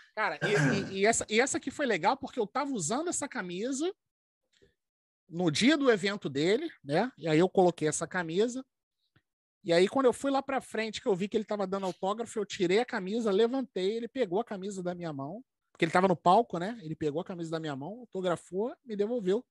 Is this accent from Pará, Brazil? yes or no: no; Rio de Janeiro, Brazil; Nós somos do Brasil.